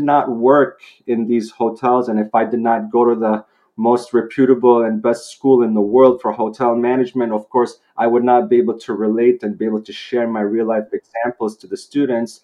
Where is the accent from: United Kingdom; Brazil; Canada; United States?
Canada; Vancouver, British Columbia; moved away as an adult; Growing up here, I'm in Canada, Vancouver, British Columbia. I grew up here. My education in high school was here